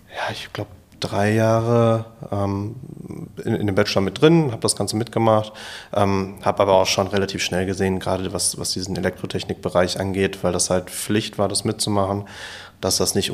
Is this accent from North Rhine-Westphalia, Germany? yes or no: yes; Bochum, North Rhine-Westphalia, Germany; komme ursprünglich aus Bochum, ähm, bin hier geboren und aufgewachsen